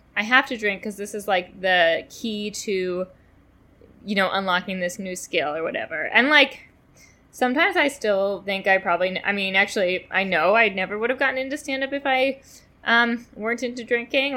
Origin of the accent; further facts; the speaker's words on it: New York City, New York, United States; I grew up in Manhattan